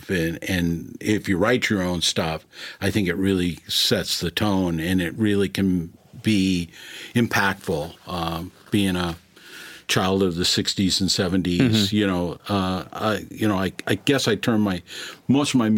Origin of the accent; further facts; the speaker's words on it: Minneapolis, Minnesota, United States; growing up in Minneapolis